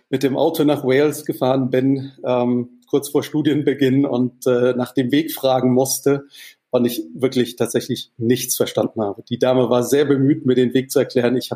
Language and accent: German; Mannheim, Baden-Württemberg, Germany; Ich bin in Mannheim geboren und auch in der, in der exakten Mitte zwischen Heidelberg und Mannheim aufgewachsen, Heidelberg zur Schule gegangen, in Mannheim meine Bankausbildung gemacht